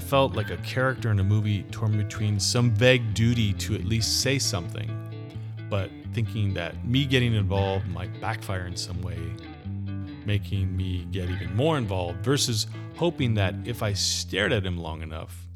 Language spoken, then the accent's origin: English; Gilroy, California, United States; my hometown of Gilroy, California